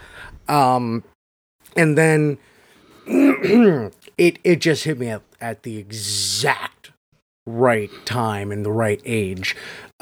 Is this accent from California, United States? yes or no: no; South Florida, United States; born or raised there